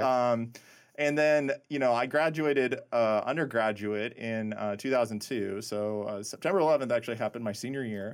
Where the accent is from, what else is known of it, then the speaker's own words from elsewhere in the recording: Nebraska, United States; moved away as an adult; also born or lived in Indiana; I grew up in really small town, Nebraska